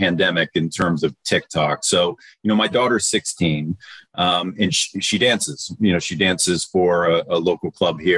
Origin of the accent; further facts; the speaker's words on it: Detroit, Michigan, United States; moved away; I'm from Motown. So I grew up with, you know, Motown music